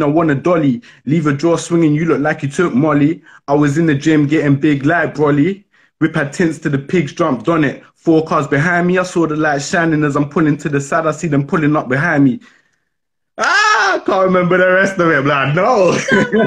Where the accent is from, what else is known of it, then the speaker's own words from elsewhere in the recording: London, United Kingdom; moved away as an adult; now in Buckinghamshire, United Kingdom; I don't live in Brixton Hill no more. I live in Buckinghamshire now, but I'm from Brixton Hill, so hometown